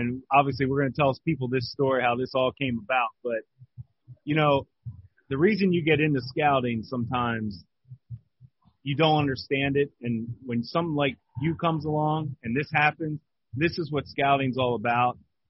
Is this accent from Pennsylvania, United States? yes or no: yes; Palmyra, Pennsylvania, United States; We grew up together in Palmyra, Pennsylvania.